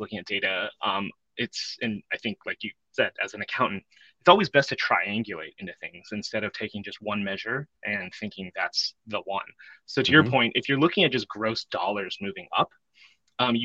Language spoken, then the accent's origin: English; Bay Area, California, United States; I grew up in the Bay Area, longtime 49er fan